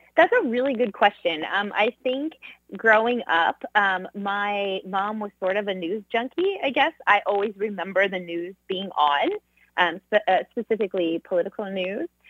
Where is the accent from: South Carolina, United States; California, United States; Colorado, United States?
California, United States; Southern; growing up in Southern California